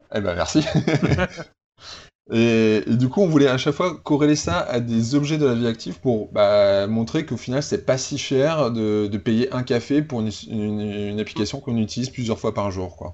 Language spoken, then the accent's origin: French; Normandy, France; also born or lived in Paris; now in Toulouse, France; je suis pas un vrai Toulousain. Hein. Je, suis, que... je suis, de Normandie et j'ai passé 8 ans à Paris et ça fait seulement 6 ans que je suis à Toulouse.